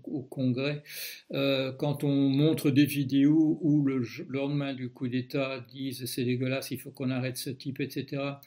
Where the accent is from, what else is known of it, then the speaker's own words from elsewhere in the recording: Belgium; moi je suis belge